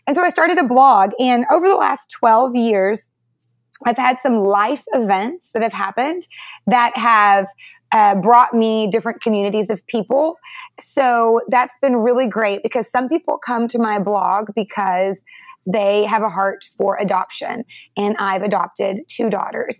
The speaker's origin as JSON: {"language": "English", "region": "North Texas", "country": "United States", "tie": "born or raised there", "also_born_or_lived": "Detroit, Michigan", "lives_now": "McKinney, Texas, United States", "said": "I grew up in North Texas"}